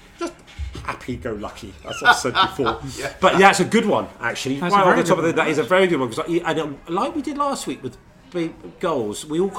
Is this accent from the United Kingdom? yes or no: yes; Burnham, South East England, United Kingdom; also born or lived in Scotland; he's probably a similar age to me. I grew up in Burnham